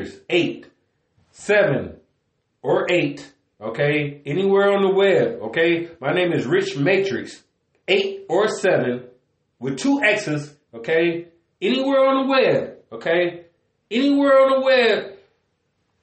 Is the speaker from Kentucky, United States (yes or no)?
no; Cleveland, Ohio, United States; I was born in Cleveland, Ohio. By the lake.